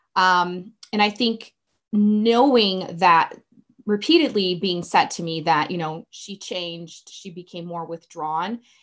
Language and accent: English; Brazil; English is a second language; now in Colorado, United States; growing up in Brazil